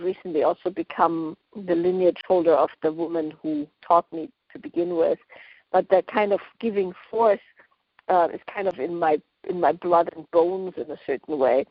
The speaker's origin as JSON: {"language": "English", "country": "Austria", "tie": "born or raised there", "moved": "yes", "lives_now": "West Coast, United States", "said": "I grew up in Austria, so far away from Esalen"}